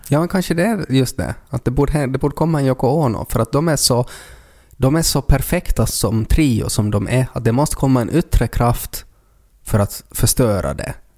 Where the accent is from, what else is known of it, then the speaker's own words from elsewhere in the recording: Ostrobothnia, Finland; Vi är också från Österbotten